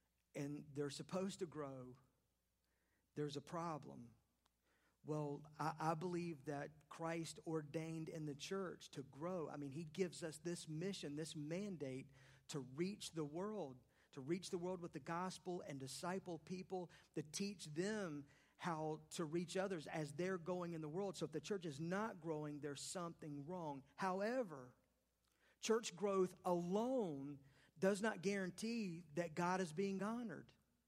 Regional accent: the South, United States; I grew up in the South. I grew up in the Bible Belt. I like to say the buckle of the Bible Belt.

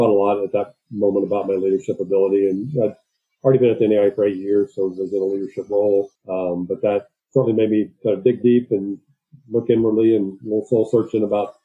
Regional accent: Gulfport, Mississippi, United States; I was born and raised in Gulfport, Mississippi

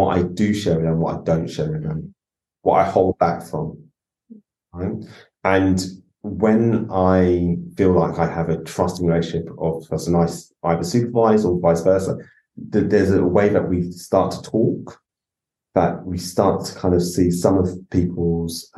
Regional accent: London, United Kingdom; also born or lived in Islington / Tottenham; As a black man growing up in London

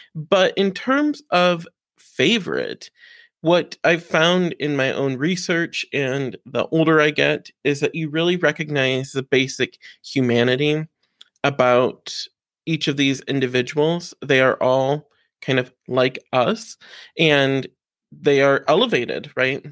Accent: Defiance, Ohio, United States; I grew up in Defiance, Ohio

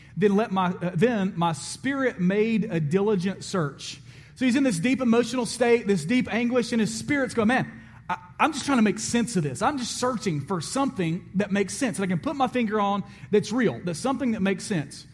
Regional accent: Alabama, United States; I'm from Alabama

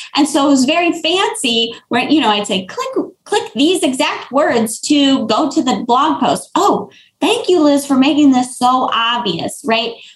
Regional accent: Florida, United States; I'm from Florida

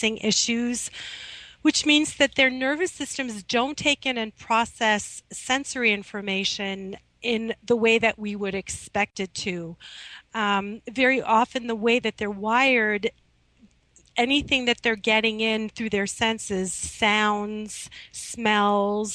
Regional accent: Midwest, United States; now in Manhattan, United States; when I was growing up in the Midwest

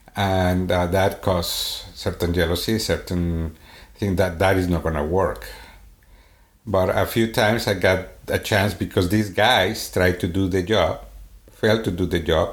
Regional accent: Sweden; accent: Swedish; English is a second language; moved away; my Swedish accent

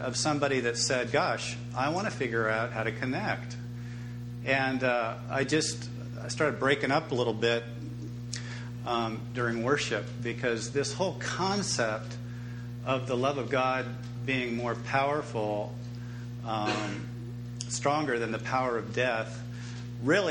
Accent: Reedley, California, United States; also born or lived in Fresno, California; And across the street from that tennis courts, it's called Hope Street, is my parents' house. And that's where I grew up, in that house.

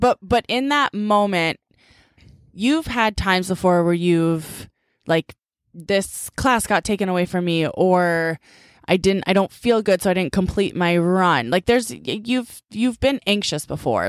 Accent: Needham, Massachusetts, United States; growing up in Needham

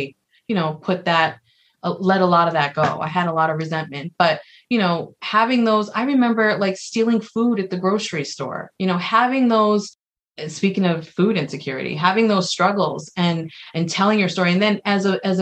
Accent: New York City, New York, United States; I grew up, I'm from the Bronx, and my mom was for the most part a single mother.

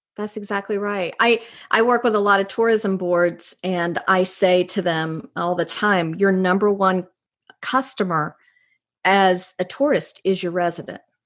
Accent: Jamestown, North Carolina, United States; also born or lived in Raleigh, North Carolina / Miami, Florida; now in Cary, United States; I'm a North Carolina girl. I grew up in Jamestown, which is right outside of High Point

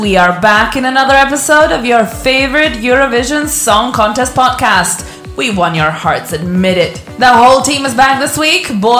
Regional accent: Croatia; I'm from Croatia, and that's one of the countries that spawned out of Yugoslavia.

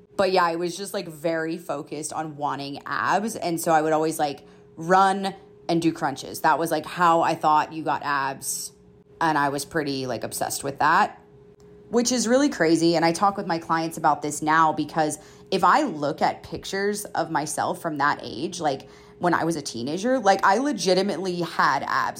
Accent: Georgia, United States; moved away as an adult; also born or lived in Colorado / Florida; now in Utah, United States; I went to college, like, forty-five minutes away from my hometown, and I had always been in Georgia

